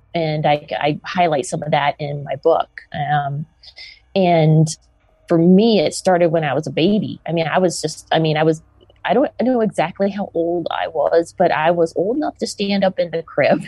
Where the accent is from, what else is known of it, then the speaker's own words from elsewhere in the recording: the South, United States; I grew up in the South in America